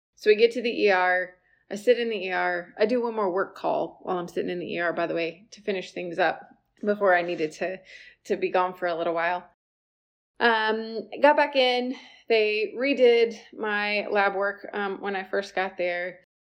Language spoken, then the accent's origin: English; South Carolina, United States; I was born and raised in South Carolina